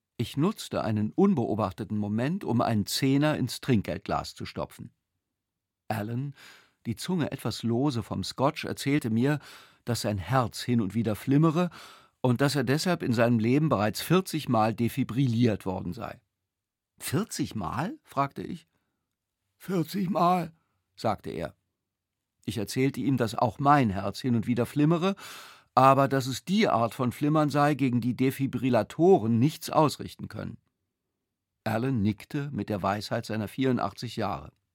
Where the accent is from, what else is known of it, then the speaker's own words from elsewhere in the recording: Germany; ich als Deutscher